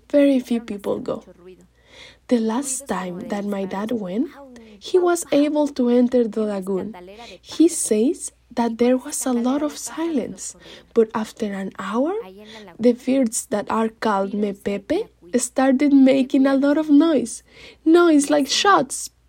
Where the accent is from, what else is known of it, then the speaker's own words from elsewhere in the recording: Mexico City, Mexico; born there; now in San Cristobal de las Casas, Mexico; My father is Chinanteco, my mother is from Oaxaca, and I was born in Mexico City. I currently live in San Cristobal de las Casas, Chiapas.